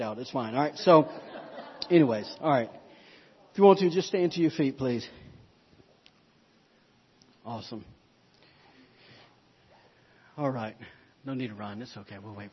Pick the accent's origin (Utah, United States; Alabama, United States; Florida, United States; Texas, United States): Alabama, United States; I'm from Alabama, y'all. We don't have moose